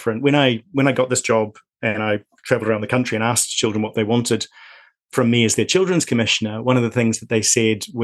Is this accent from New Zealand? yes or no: yes; lower North Island, New Zealand; moved away as an adult; now in Scotland, United Kingdom; I grew up, as you may tell from my accent, in New Zealand. And so I grew up in fairly rural New Zealand in the lower North Island.